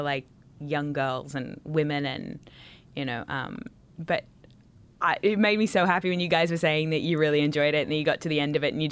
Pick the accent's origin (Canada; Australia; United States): Australia; I'm from Australia.